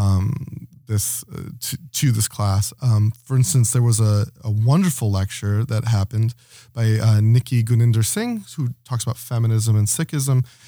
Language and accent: English; Toledo, Ohio, United States; moved away as an adult; also born or lived in Knoxville, Tennessee; now in Toronto, Canada; I was born in Toledo, Ohio